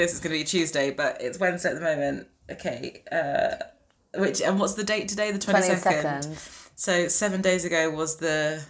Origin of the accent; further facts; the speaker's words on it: London, United Kingdom; I'm from Central London.